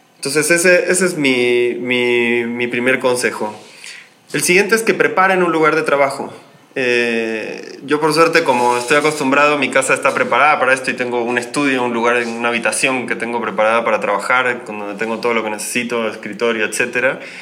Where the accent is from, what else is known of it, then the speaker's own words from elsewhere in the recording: Argentina; moved away as an adult; now in Mexico City, Mexico; yo soy argentino, pero llevo ya varios años radicado en esta ciudad